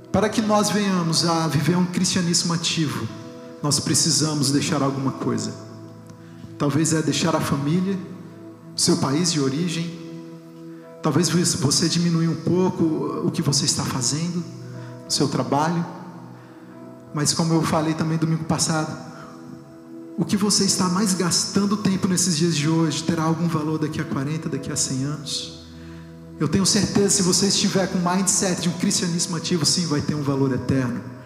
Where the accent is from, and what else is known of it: Brazil; moved away